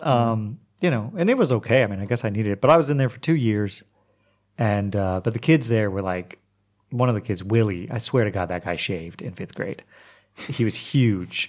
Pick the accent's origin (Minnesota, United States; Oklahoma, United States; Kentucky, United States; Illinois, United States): Oklahoma, United States; moved away as an adult; also born or lived in Montreal / Istanbul / New Orleans; now in Croatia; I'm from Oklahoma, and like Oklahoma public schools aren't the best